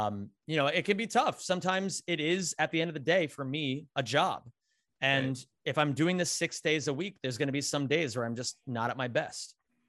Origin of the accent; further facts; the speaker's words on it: Pennsylvania, United States; I grew up in Backwoods, Pennsylvania, Northeastern PA, like 45 minutes out from Scranton.